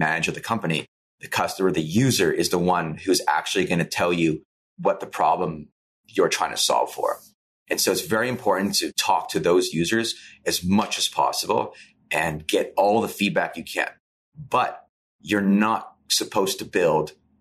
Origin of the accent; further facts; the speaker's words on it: Saskatchewan, Canada; because we're from Saskatchewan and because it's so small